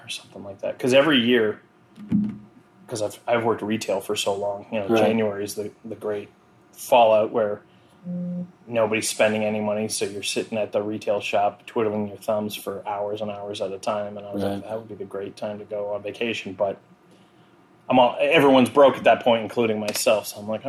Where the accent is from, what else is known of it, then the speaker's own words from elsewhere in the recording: Exeter, New Hampshire, United States; also born or lived in Arizona / Maryland; I grew up in Exeter and then lived all around here, and I was always a 20-minute drive from the ocean.